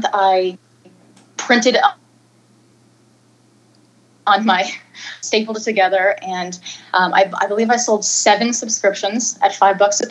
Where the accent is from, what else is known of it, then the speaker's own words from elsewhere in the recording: near the Toronto area, Ontario, Canada; now in Dallas, United States; right now I'm living in Dallas. Prior to that, I'm actually from Canada originally, near the Toronto area. And so I was a former Canadian TV actor through my tweens and teens